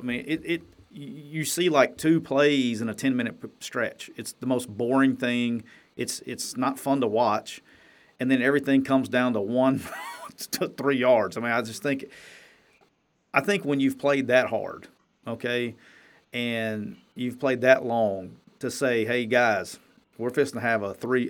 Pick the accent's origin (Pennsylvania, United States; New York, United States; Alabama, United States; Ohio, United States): Alabama, United States; Jacksonville; moved away; that's my hometown, that's where I'm from